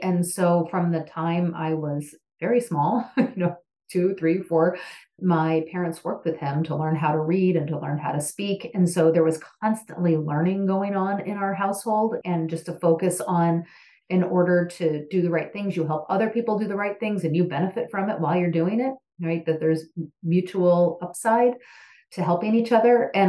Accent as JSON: {"language": "English", "area": "outside of St. Louis", "region": "Missouri", "country": "United States", "tie": "born or raised there", "said": "My family is from Missouri. I grew up outside of St. Louis."}